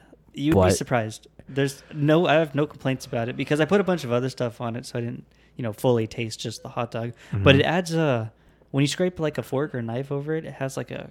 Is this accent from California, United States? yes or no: yes; California, United States; California. We've all been here for generations.